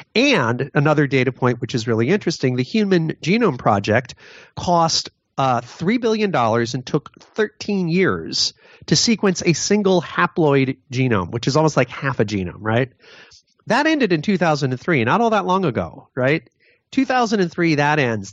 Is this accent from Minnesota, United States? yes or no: no; Connecticut, United States; my home state of Newtown, Connecticut